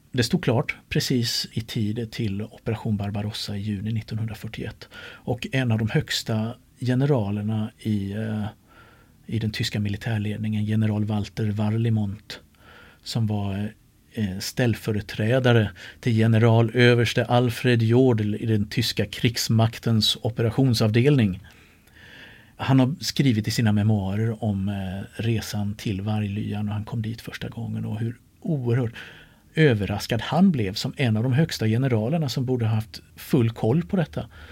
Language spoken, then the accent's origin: Swedish; Sweden; som den smålänning jag är